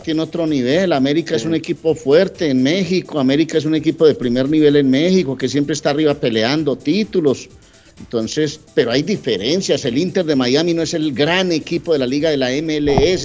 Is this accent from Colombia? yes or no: yes; Colombia; now in Massachusetts, United States; nuestra independencia colombiana